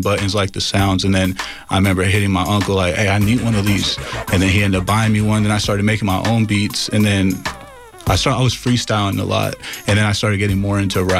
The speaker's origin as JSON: {"language": "English", "town": "San Jose", "region": "California", "country": "United States", "said": "I come from San Jose, California"}